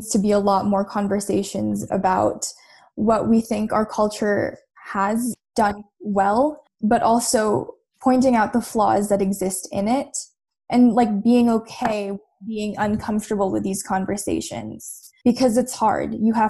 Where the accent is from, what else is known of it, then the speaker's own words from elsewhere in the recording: Philippines; And I think that's what being Filipino is. We always want to be better.